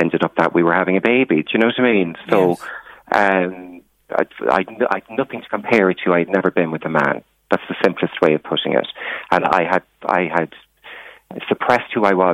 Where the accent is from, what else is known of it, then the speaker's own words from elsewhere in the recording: Ireland; moved away as an adult; also born or lived in London / Brussels; now in Blessington, Ireland; I came from a very small rural background.